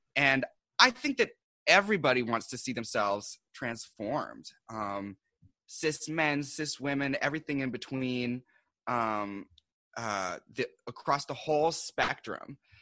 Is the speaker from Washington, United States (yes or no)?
yes; Seattle, Washington, United States; now in New York, United States; I'm originally from Seattle. Um, and I came here to do publishing